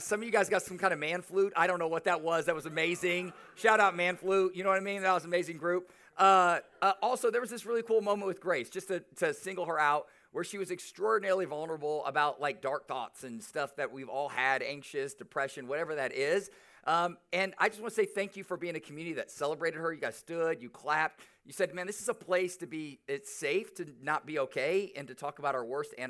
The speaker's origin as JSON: {"language": "English", "town": "Omaha", "region": "Nebraska", "country": "United States", "said": "I'm from Omaha, played basketball there, came back, started a church"}